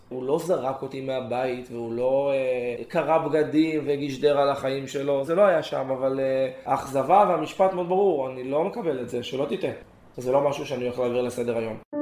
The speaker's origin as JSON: {"language": "Hebrew", "town": "Gan Yavne", "region": "Central District", "country": "Israel", "tie": "born or raised there", "said": "גדלתי בדרום, בגן יבנה, משפחה מרוקאית קלאסית"}